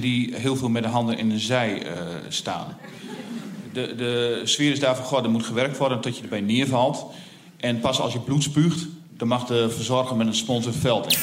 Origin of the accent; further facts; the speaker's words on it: Veenkoloniën, Groningen, Netherlands; Ik ben opgegroeid in de Veenkoloniën